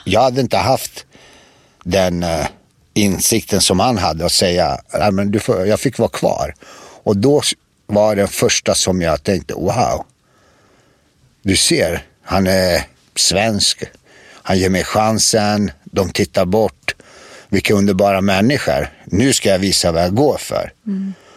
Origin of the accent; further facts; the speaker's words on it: Prijedor, Republika Srpska, Bosnia & Herzegovina; Allt började i en by i en stad som heter Predor och byn heter Rasavci